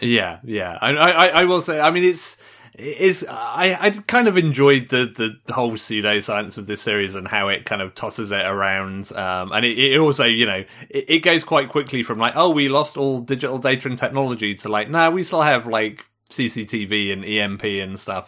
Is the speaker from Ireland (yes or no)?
no; United Kingdom; as a Brit